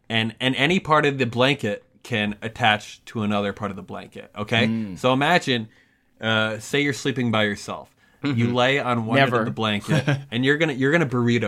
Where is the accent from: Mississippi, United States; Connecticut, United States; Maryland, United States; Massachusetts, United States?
Connecticut, United States; we're from Connecticut.